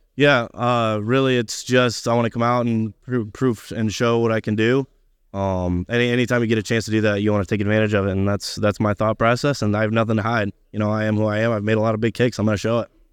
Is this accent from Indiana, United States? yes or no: yes; Indiana, United States; moved away as an adult; I'm from Indiana, but I do have family in Kansas City